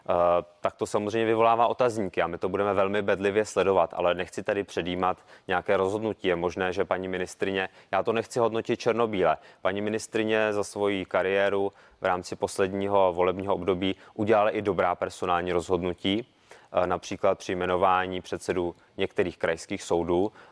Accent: Prague, Czechia; já jsem z Prahy, takže Olga Richterová je i mojí lídriní

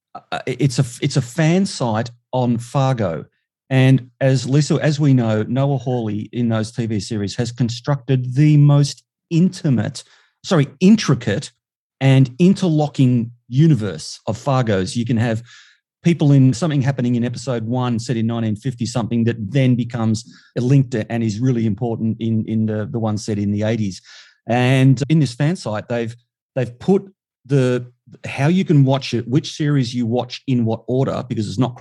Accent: Melbourne, Victoria, Australia; right here in Melbourne, in my hometown

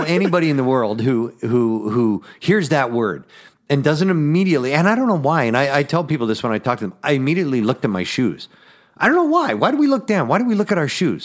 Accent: Edmonton, Alberta, Canada; now in Twin Cities, United States; born and raised in Canada, Western Canada, Edmonton, Alberta, Canada.

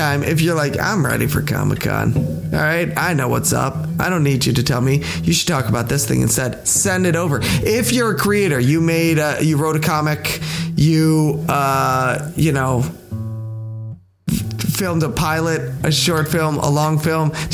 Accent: Pennsylvania, United States; Her hometown where she was born is like 15 minutes away from where I was born

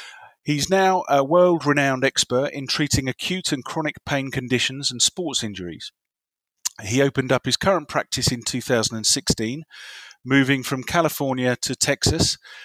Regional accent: England, United Kingdom; as an Englishman who thinks of a round ball when we talk about football

